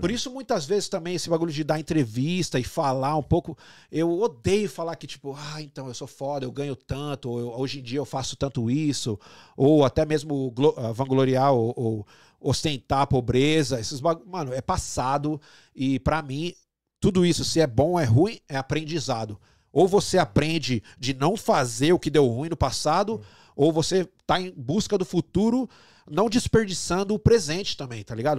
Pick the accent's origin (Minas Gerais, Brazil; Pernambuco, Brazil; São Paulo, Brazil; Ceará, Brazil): São Paulo, Brazil; moved away as an adult; also born or lived in Rio de Janeiro / Canada; now in Toronto, Canada; de onde eu nasci e cresci